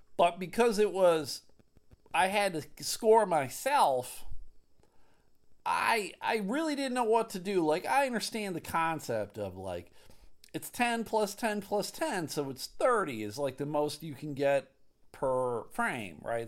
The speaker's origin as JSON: {"language": "English", "town": "Clarence", "region": "New York", "country": "United States", "tie": "born or raised there", "said": "I grew up in Clarence. Williamsville was the town next door"}